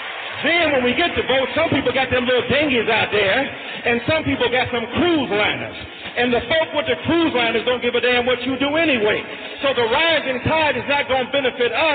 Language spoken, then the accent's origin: English; Detroit, Michigan, United States; I'm from Detroit, Michigan